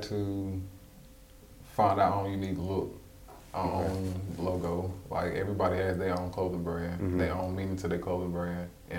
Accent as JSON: {"language": "English", "town": "Charlotte", "region": "North Carolina", "country": "United States", "tie": "born or raised there", "said": "I'm from the west side of Charlotte, okay. Born and raised."}